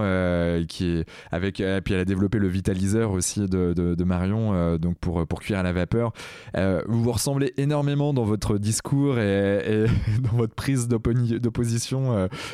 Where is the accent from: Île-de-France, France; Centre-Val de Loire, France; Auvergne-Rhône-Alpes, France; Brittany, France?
Brittany, France; en tant que breton que je suis